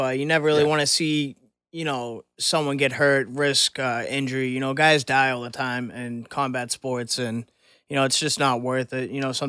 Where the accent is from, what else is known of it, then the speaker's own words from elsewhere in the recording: Ireland; I would definitely root for the countryman. I'm Irish. I rep Ireland hardcore in the ring.